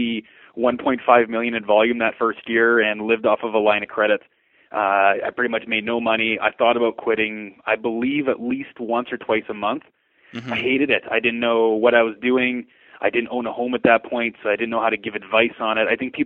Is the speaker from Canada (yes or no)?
yes; Lethbridge, Alberta, Canada; I was born and raised here in Lethbridge.